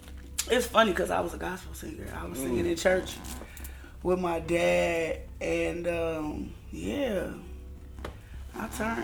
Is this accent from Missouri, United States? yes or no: yes; Ferguson, Missouri, United States; moved away as an adult; also born or lived in Dellwood, Missouri; So, that's where I was born. And then I grew up mostly in Ferguson on Forestwood.